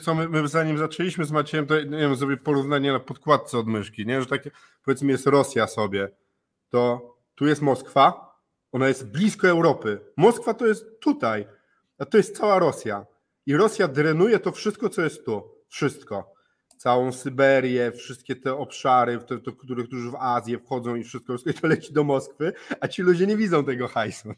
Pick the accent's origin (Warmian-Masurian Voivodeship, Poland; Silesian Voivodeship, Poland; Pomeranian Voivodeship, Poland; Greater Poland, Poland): Pomeranian Voivodeship, Poland; Gdańsk; u nas w Gdańsku